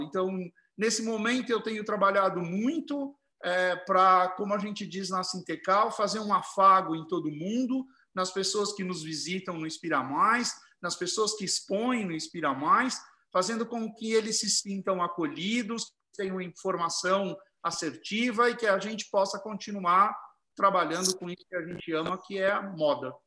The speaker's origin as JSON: {"language": "Portuguese", "town": "Herculândia", "region": "São Paulo", "country": "Brazil", "tie": "born or raised there", "also_born_or_lived": "Tupã", "moved": "as an adult", "said": "Herculândia, onde eu nasci"}